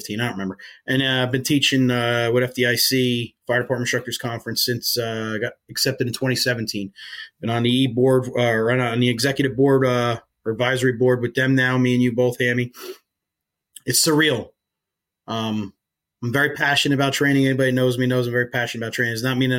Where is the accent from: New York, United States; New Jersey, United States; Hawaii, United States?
New Jersey, United States; Woodbridge Township; moved away as an adult; also born or lived in Rahway, New Jersey / Maine; I grew up in New Jersey. I grew up right outside Staten Island